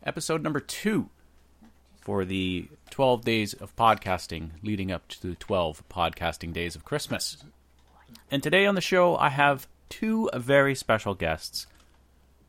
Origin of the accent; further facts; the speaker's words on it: Windsor, Ontario, Canada; I was born in Windsor. I grew up in Riverside.